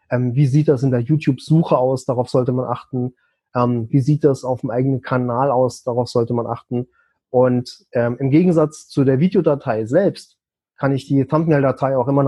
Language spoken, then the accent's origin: German; Saarland, Germany; Ich meine, ich bin Saarländer, da geht halt manchmal einiges unter.